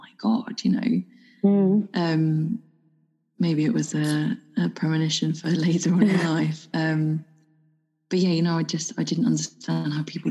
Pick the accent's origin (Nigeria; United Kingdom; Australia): United Kingdom; moved away; being a Brit who doesn't drink alcohol, especially living in a foreign country.